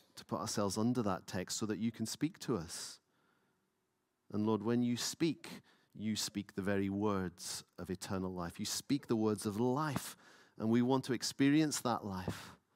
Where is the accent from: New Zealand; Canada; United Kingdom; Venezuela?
United Kingdom; Lewis, Scotland; now in Edinburgh, United Kingdom; I grew up in Lewis, so you were rigid in worship